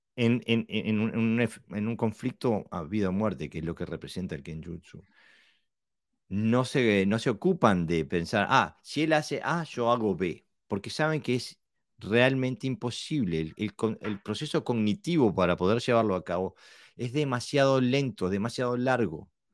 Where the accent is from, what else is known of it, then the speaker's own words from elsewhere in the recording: Buenos Aires, Argentina; A mí de niño me pasó en Buenos Aires estar jugando, tenía yo qué sé, 10